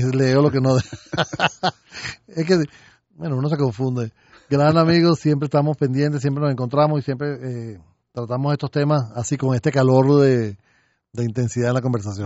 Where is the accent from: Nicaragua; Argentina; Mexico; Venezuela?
Venezuela; como venezolanos